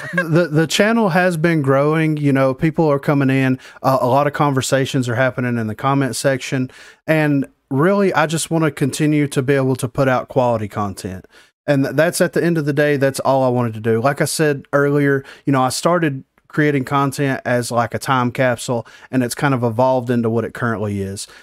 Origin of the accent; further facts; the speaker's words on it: the South, United States; I'm from the South